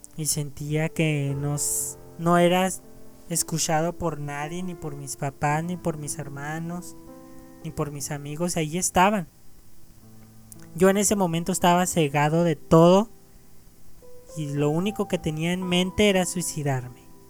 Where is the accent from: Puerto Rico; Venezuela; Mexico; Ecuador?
Mexico; México, claro, mi país de origen